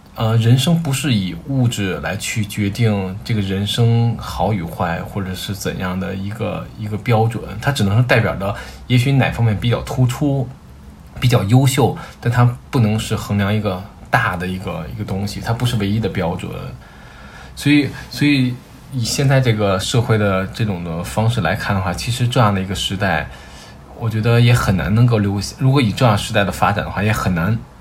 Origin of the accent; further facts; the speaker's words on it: Beijing, China; 我是土生土长的北京人，我是在互通里的。然后我们这一代大多都是独生子女